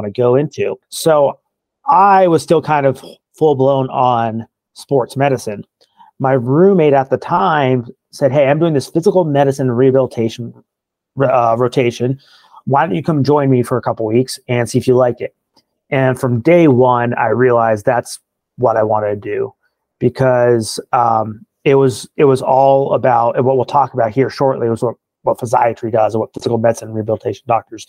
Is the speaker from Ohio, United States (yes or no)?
yes; Marion, Ohio, United States; also born or lived in Columbus, Ohio; I was born and raised in Marion, Ohio, just north of Columbus, Ohio.